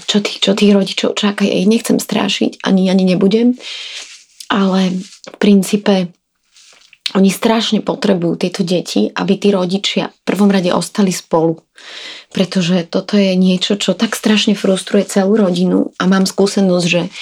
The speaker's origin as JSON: {"language": "Slovak", "country": "Slovakia", "said": "veď predsa genofon môjho muža, ktorý je na polovicu z Palestíny a ja som zo Slovenska, nie je taký príbuzný"}